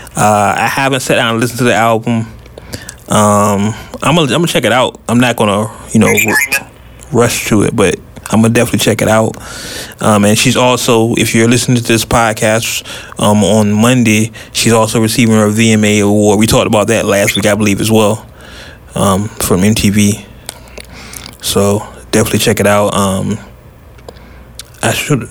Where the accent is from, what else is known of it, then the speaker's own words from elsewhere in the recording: Oakland, California, United States; moved away; also born or lived in Virginia; my childhood, as a lot of you know, I'm from originally from Oakland, California, West Coast. My childhood, full of great memories of Death Row records